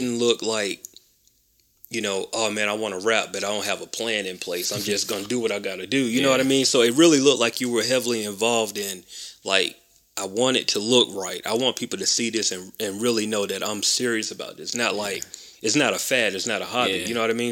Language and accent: English; Macon, Georgia, United States; I grew up in Macon.